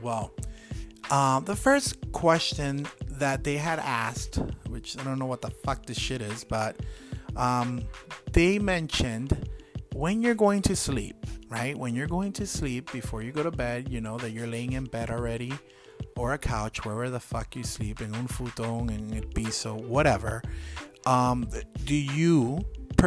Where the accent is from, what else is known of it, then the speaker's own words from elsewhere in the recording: Miami, Florida, United States; I'm from Miami